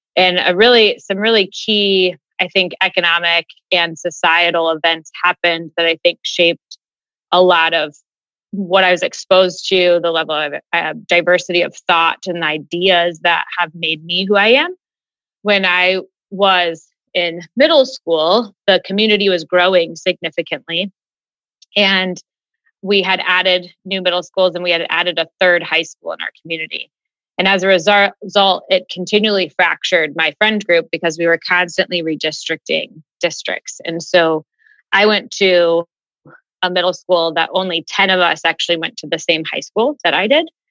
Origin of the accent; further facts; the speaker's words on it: Westerville, Ohio, United States; Born and raised in Westerville, which is a suburb of Columbus